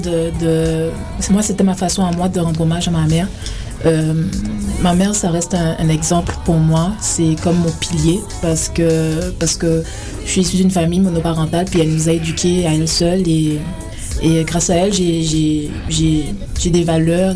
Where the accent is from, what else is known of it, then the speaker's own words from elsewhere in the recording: Guadeloupe; also born or lived in France / Paris; now in Canada; Ben, je viens de la Guadeloupe. Je suis originaire de la Guadeloupe.